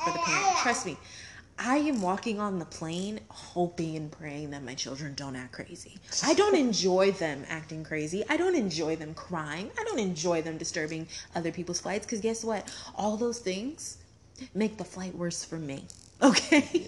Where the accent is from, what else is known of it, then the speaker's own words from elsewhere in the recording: Arizona, United States; I'm Arizona